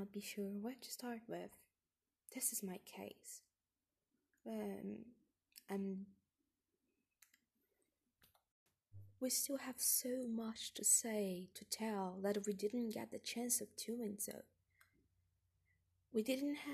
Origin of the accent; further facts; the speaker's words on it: Brazil; English is a second language; moved away as an adult; I'm not from here, I'm from Brazil, and I came to this different land.